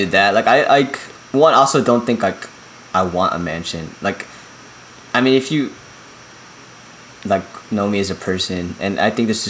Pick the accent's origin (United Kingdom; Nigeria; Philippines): Philippines; especially since, like, you know, we're from the Philippines.